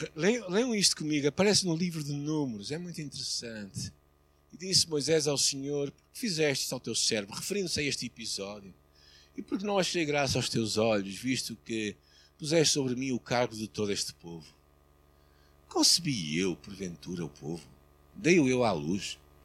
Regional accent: Portugal; como português

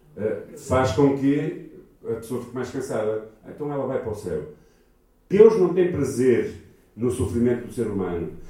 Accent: Portugal; Nós somos portugueses e os portugueses são muito pessimistas

